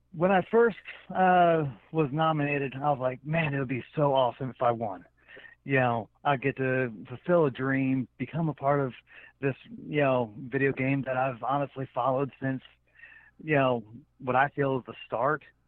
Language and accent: English; New Jersey, United States; I was born in Jersey